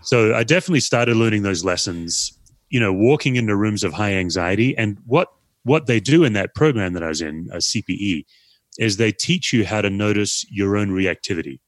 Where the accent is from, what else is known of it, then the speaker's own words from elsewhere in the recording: Australia; now in United States; I'm an Aussie